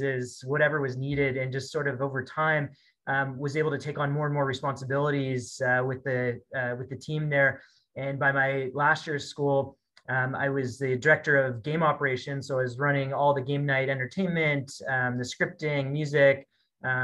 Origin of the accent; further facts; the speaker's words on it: Bay Area, just south of San Francisco, California, United States; moved away as an adult; also born or lived in Kingston, Ontario, Canada; now in Edmonton, Canada; I grew up in the Bay Area, just south of San Francisco